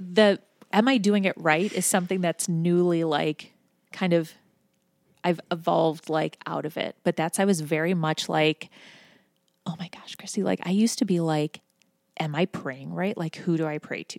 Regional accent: Buffalo, New York, United States; now in Cincinnati, United States; I'm from Buffalo, New York originally

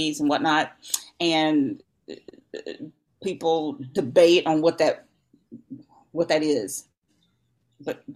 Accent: Louisiana, United States; I'm from Louisiana. We like to cook.

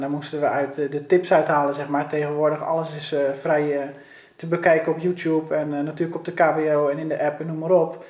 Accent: Rotterdam, South Holland, Netherlands; ik ben opgegroeid op de Kralingse Plas op een boot

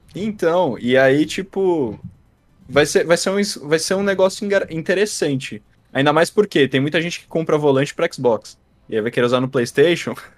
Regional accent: Brazil; Eu sou do Brasil

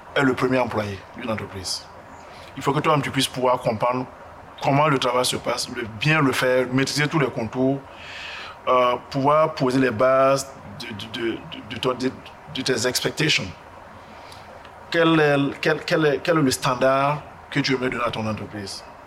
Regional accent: Burkina Faso; moved away as an adult; also born or lived in Ghana; now in United States; Je suis burkinabé

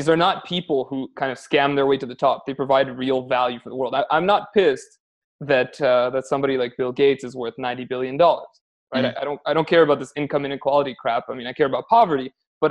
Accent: Canada; accent: Canadian; moved away as an adult; also born or lived in Spain / Amsterdam / Armenia; now in Poland; I'm Canadian, as you can probably tell from my accent

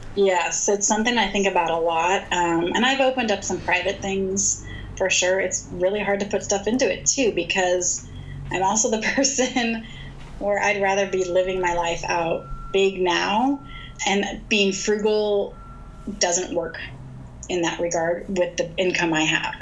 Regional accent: United States; now in Bend, United States; I was born in the United States of America

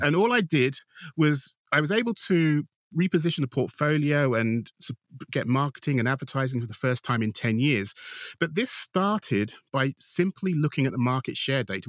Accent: United Kingdom; being British

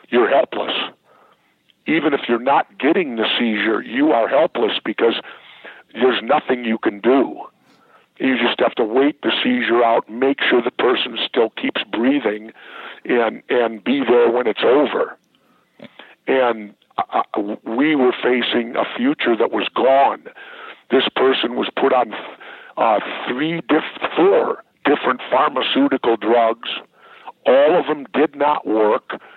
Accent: Minneapolis, Minnesota, United States; I'm born in Minnesota.

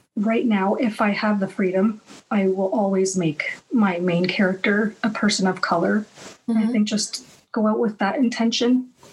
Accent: Canada; also born or lived in United States / Iran (ancestry); my background is Iranian, but I and I was born in America, but I've spent the majority of my life in Canada

